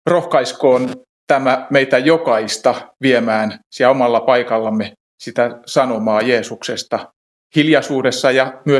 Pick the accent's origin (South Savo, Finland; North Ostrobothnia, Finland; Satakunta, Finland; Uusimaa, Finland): Satakunta, Finland; Pori; Mä oon Porista ja varikkoseurakunta Noormarkussa, jossa työstä vastaan vanhimmistopuheenjohtajana.